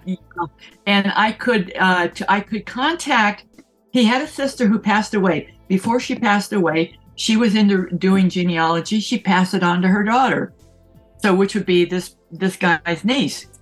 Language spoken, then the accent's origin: English; San Francisco, California, United States; I grew up in San Francisco